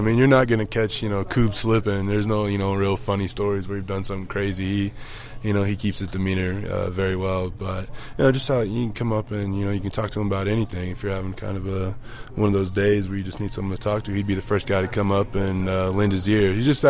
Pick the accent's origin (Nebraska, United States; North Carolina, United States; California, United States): Nebraska, United States; Cozad; also born or lived in Houston; now in Denver, United States; A small town called Cozad, Nebraska.